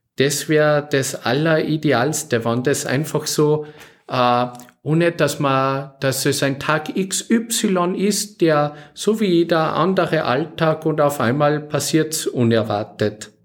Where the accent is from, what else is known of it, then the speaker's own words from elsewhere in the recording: Salzburg, Austria; now in Oberalm, Austria; ich bin aus Salzburg Stadt her